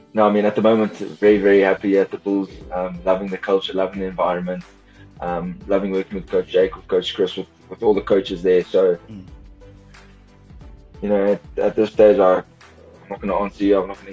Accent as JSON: {"language": "English", "region": "Western Cape", "country": "South Africa", "tie": "born or raised there", "moved": "yes", "said": "growing up in the Cape, being schooled at Sachs"}